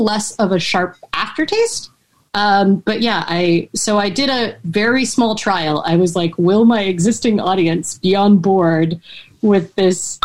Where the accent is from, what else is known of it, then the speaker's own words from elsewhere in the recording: Cincinnati, Ohio, United States; I'm from Cincinnati